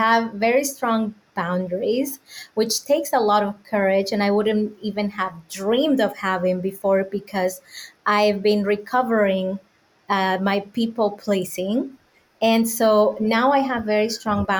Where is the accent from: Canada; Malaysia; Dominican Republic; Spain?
Dominican Republic; moved away as an adult; now in United States; I was born and raised in the Dominican Republic.